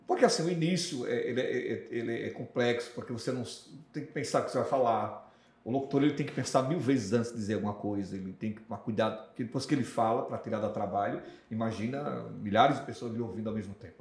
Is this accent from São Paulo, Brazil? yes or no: no; Arês, Rio Grande do Norte, Brazil; also born or lived in Natal, Rio Grande do Norte; Cheguei em Areis com 8 anos de idade